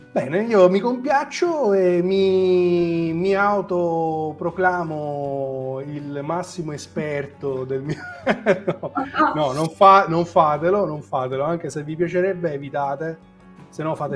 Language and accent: Italian; Marsala, Sicily, Italy; Io sono di Massala